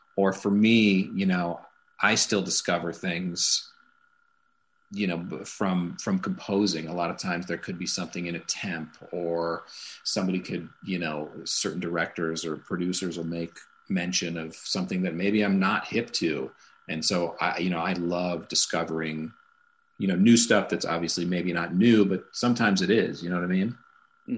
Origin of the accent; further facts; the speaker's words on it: Santa Monica, California, United States; I grew up in Santa Monica, California